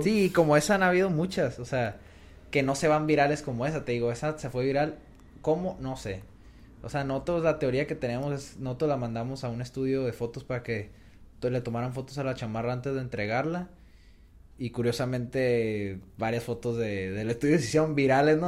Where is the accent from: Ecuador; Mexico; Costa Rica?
Mexico; Como mexicanos